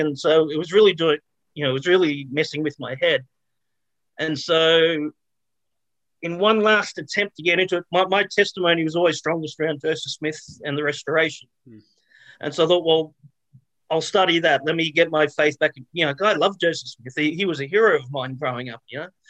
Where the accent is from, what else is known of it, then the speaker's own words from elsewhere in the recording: Australia; I was born and raised in Australia